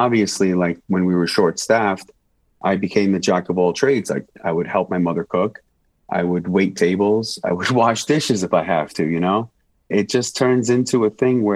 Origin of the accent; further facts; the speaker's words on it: New York City, New York, United States; moved away as an adult; now in Las Vegas, United States; New York's my home. I'm born and raised there. I'm a New Yorker living in Vegas now.